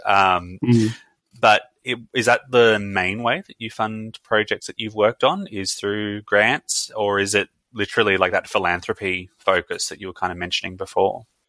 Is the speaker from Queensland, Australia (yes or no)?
yes; Brisbane, Queensland, Australia; now in Melbourne, Australia; I'm from Brisbane